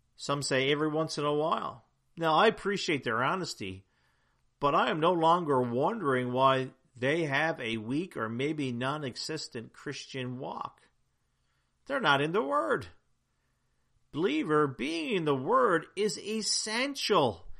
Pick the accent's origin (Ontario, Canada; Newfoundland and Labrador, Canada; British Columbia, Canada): Newfoundland and Labrador, Canada; I'm from Newfoundland, and in Newfoundland, we have a Jigs dinner